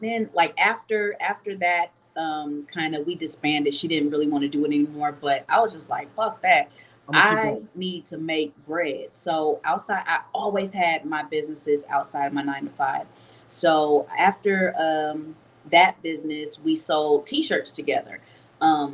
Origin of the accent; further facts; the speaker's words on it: Los Angeles, California, United States; also born or lived in Philadelphia, Pennsylvania; I was born in Philly and I was raised in LA my informative years